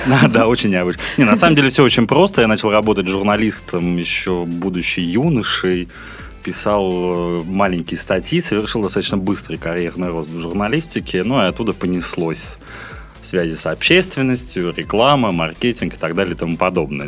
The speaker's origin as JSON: {"language": "Russian", "town": "Yekaterinburg", "region": "Sverdlovsk Oblast", "country": "Russia", "tie": "born or raised there", "moved": "as an adult", "lives_now": "Saint Petersburg, Russia", "said": "в Екатеринбурге, откуда я родом"}